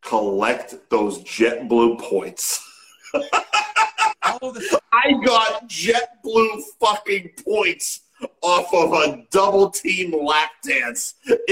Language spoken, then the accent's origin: English; Lynnfield, Massachusetts, United States; I grew up in Linfield.